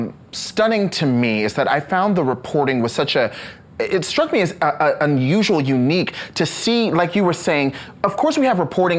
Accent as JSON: {"language": "English", "region": "the South", "country": "United States", "said": "as a Southerner"}